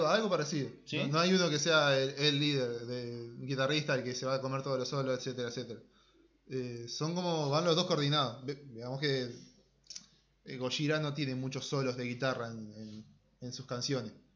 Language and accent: Spanish; Uruguay; como somos uruguayos